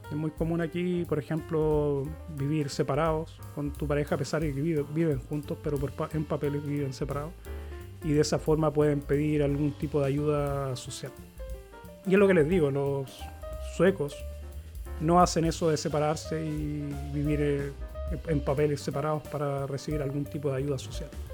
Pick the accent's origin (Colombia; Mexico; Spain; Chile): Chile; moved away as an adult; now in Sweden; yo nací en Chile, me crié en Chile